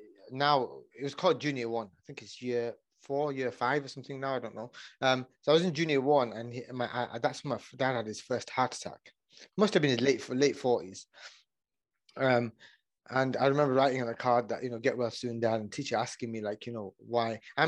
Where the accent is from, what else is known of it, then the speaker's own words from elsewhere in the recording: Oldham, North West England, United Kingdom; Yeah. Yeah, Oldham, just outside of Manchester.